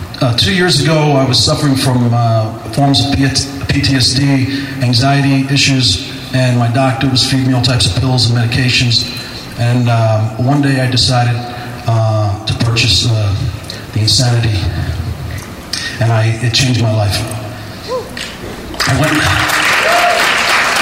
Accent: Jersey City, New Jersey, United States; Jersey City.

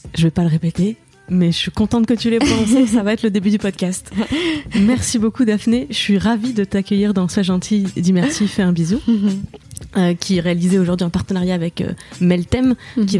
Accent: Moselle, Lorraine, Grand Est, France; je viens d'une région euh, frontalière mm, parce que donc en Lorraine, euh, plus précisément en Moselle, c'est vraiment la frontière allemande et je suis née dans l'Europe.

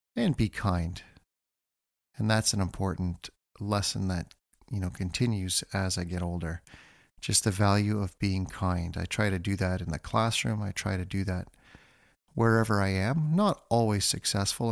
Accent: North Bay, Ontario, Canada; I grew up in North Bay, Ontario

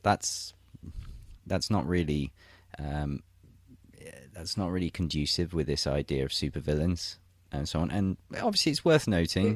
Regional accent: England, United Kingdom; moved away as an adult; now in St. Petersburg, Russia; my home country of England

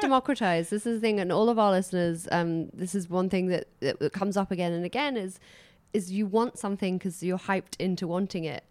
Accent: United Kingdom; I'm British.

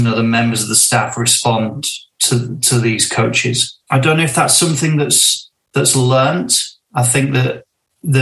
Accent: Northern England, United Kingdom; a sense of it being English, Northern, traditionally working class kind of area

